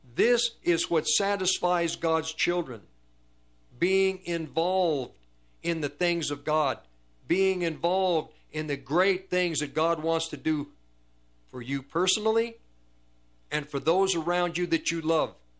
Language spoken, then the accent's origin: English; United States; I'm an American, because we're in America